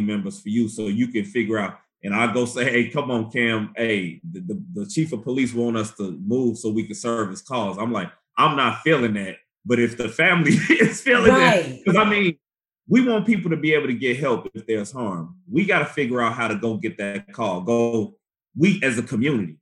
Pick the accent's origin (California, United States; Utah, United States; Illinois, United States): Illinois, United States; Chicago; moved away; I was, of course, growing up in Chicago